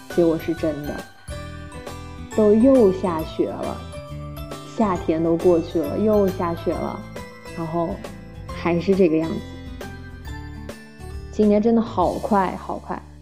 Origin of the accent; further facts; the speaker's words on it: Nanjing, Jiangsu, China; 我的家乡是南京